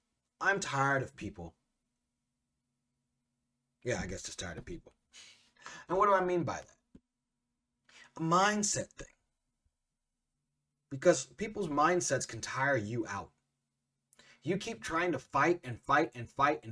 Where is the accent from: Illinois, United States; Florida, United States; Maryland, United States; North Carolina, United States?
Illinois, United States; Central; I'm a mixed kid growing up in Central Illinois.